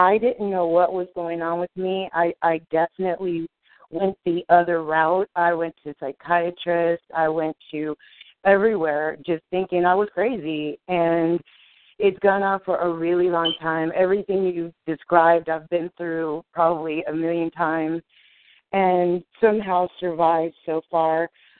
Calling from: California, United States; I'm from California.

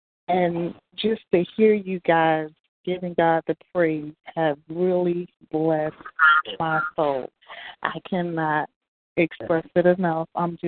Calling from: North Carolina, United States; I'm calling in from North Carolina.

